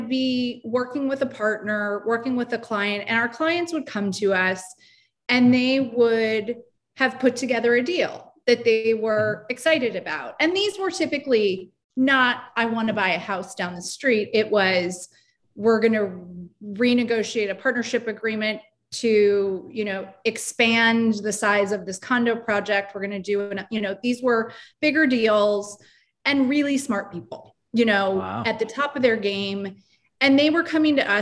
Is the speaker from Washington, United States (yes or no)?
yes; Seattle, Washington, United States; moved away as an adult; also born or lived in upstate New York; now in Brooklyn, United States; I grew up in Seattle